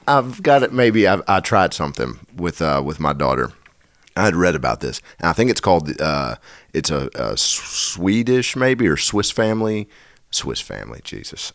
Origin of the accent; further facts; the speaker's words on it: Nashville, Tennessee, United States; I'm from Nashville in the South.